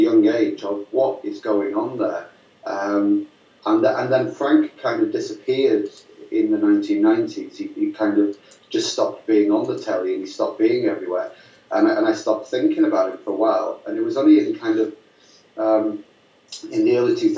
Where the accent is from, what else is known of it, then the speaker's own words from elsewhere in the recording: Lancashire, North West England, United Kingdom; I grew up in Lancashire in the northwest of England